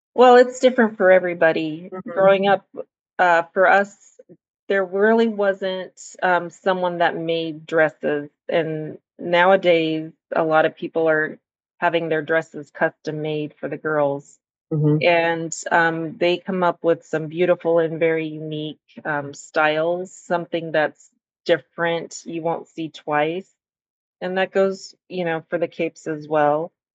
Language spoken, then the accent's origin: English; Central Valley, California, United States; now in Central Coast, United States; I grew up in the Central Valley